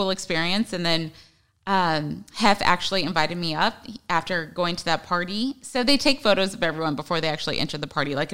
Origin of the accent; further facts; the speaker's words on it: Los Angeles, California, United States; also born or lived in Hawaii; since I was 13, 14 was basically LA, but my dad was in the army